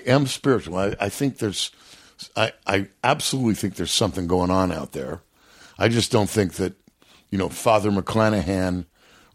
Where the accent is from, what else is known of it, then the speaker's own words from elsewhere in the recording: Northern California, United States; moved away as an adult; also born or lived in New York City, United States; now in Montana, United States; raised in California